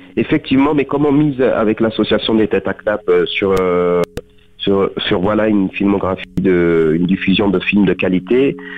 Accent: Beaucaire, Occitania, France; moved away as an adult; also born or lived in Tarascon; now in Paris, France; je suis né à Tarascon, j'ai grandi à Beaucaire, je suis de parents de culture marocaine et je suis né en France. J'ai grandi dans le sud, je vis à Paris

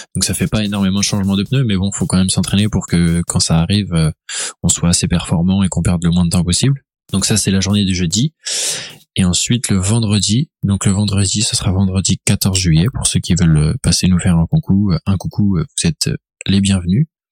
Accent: Laval, Pays de la Loire, France; je viens de Laval

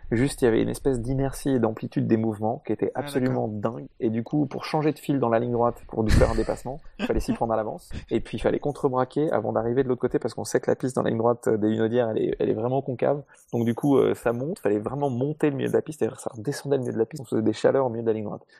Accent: Paris, Île-de-France, France; moved away as an adult; now in south of France, France; je suis né à Paris, grandi à Paris jusqu'à l'âge de 33 ans. J'habite maintenant dans le sud de la France

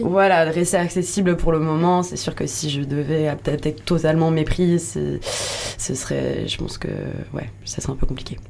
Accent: Lyon, Auvergne-Rhône-Alpes, France; moved away as an adult; now in Landes, France; je suis de Lyon de base

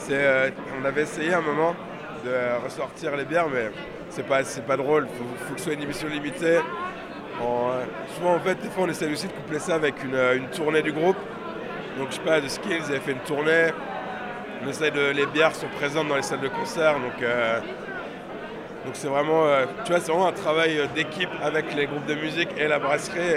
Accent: England, United Kingdom; On fait, voilà, on est anglais, donc euh, on est, enfin, on travaille euh, sur le marché anglais.

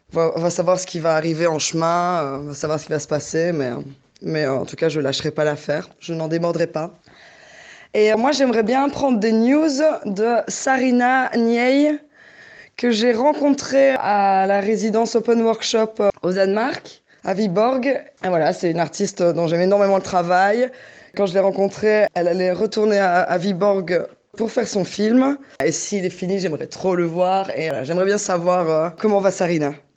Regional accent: Liège, Wallonia, Belgium; also born or lived in Brussels; je suis retournée vivre à Liège, ma ville natale

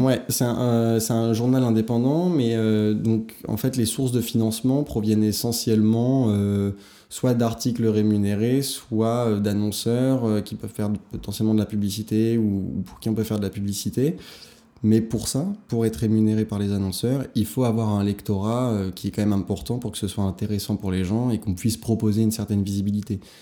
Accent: Hauts-de-Seine, Île-de-France, France; J'ai grandi donc dans le 92, j'ai fait mon lycée, collège, lycée, tout primaire

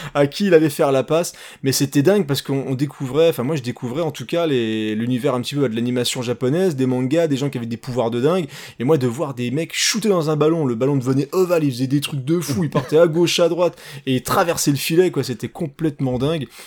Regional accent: France; chez nous, en France

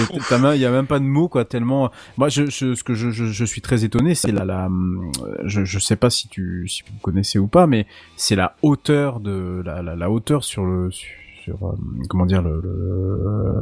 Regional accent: Saint-Malo, Brittany, France; je, suis né à Saint-Malo, donc vraiment très très proche des côtes. J'ai oh toujours vécu à côté des côtes.

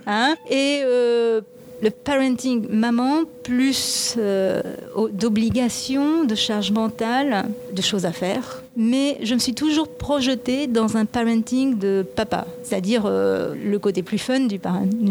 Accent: Japan; now in France; je suis moitié japonaise et je suis née, j'ai grandi au Japon

